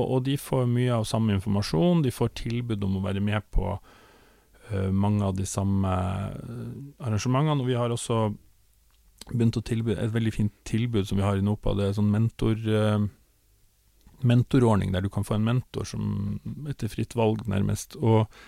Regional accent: Northern Norway, Norway; now in Oslo, Norway; jeg kom jo da altså fra Nord-Norge, hadde en far som var sjarkfisker, hadde egen båt

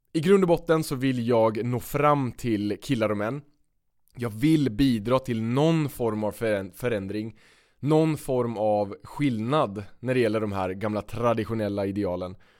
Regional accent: Östergötland, Sweden; vi växte upp i olika städer men väldigt nära varandra i mm. Östergötland

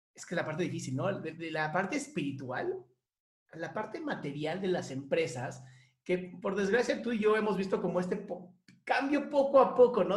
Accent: Mexico; somos un gran equipo y somos nosotros y somos mexicanos

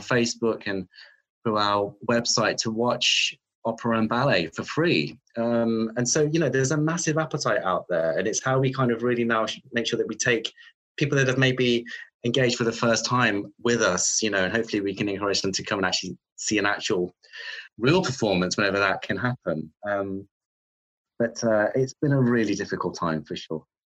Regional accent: Redditch, West Midlands, United Kingdom; I grew up in the Midlands um, in a new town called Redditch

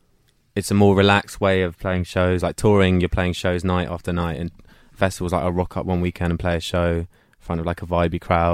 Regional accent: East Dulwich, London, United Kingdom; I'm Londoner. Yeah. Born and raised. Like, Southeast London.

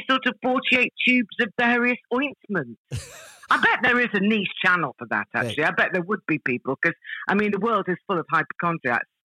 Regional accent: Malaysia; born there; uh, yeah, I was born in Malaya. Uh, it was it was Malaya back then, but it's Malaysia now because um, my dad was in the army.

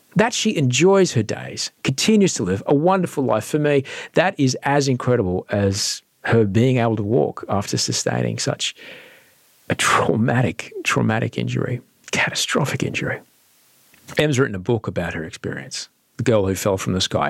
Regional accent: Brisbane, Queensland, Australia; moved away; I grew up in Brisbane

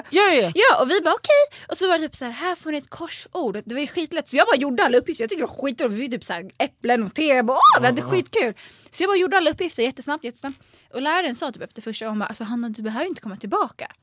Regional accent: Sundbyberg area, Stockholm County, Sweden; jag växte upp så här, i Basvenområdet

